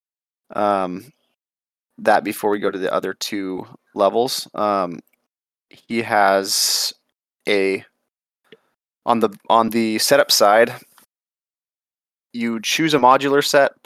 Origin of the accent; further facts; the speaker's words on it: Southwest, United States; I'm from the Southwest